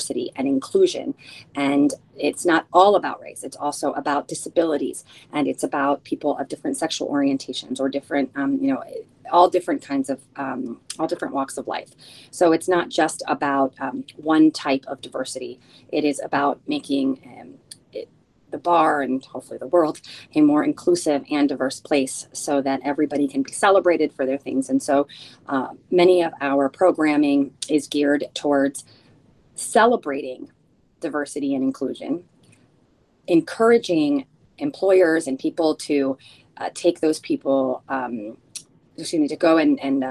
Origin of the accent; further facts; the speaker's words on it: United States; first language Spanish; English is a second language; also born or lived in Chile; I am a first generation American. I was born here by 1 month. My family is originally from Chile, and my first language is Spanish